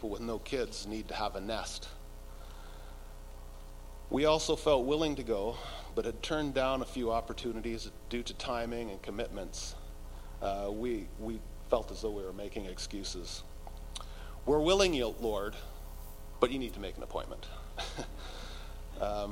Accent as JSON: {"language": "English", "town": "North Vancouver", "region": "British Columbia", "country": "Canada", "tie": "born or raised there", "also_born_or_lived": "Kootenays / Balfour", "moved": "as an adult", "lives_now": "Slocan Valley, Canada", "said": "we moved to our from our hometown of North Vancouver to the Kootenays"}